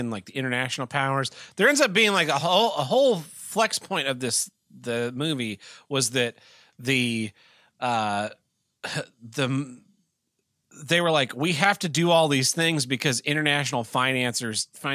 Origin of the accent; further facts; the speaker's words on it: United States; as an American